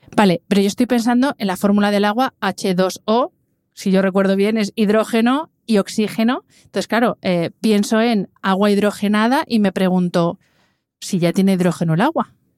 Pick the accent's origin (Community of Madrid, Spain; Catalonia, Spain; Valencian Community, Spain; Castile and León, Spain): Community of Madrid, Spain; Madrid; yo que soy madrileña, nosotros en Madrid tenemos el dicho